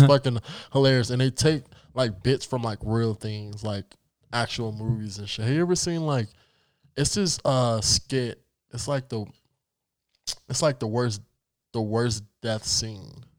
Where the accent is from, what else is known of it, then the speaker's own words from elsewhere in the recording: United States; Yes, I am black and I have roots from Africa, but I was born in America